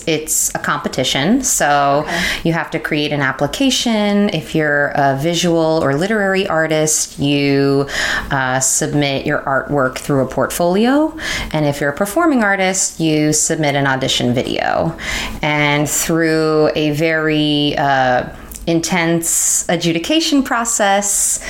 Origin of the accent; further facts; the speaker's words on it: New York, United States; And I was born on the Upper West Side and I moved to Long Island when I was six.